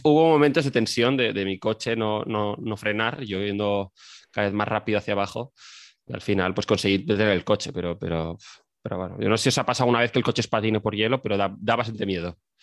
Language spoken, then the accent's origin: Spanish; Spain; yo que soy de España